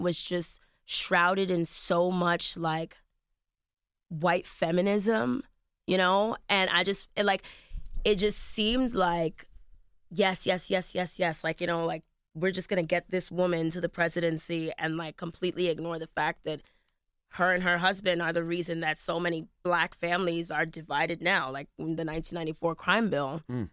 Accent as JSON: {"language": "English", "country": "United States", "said": "I'm also an American."}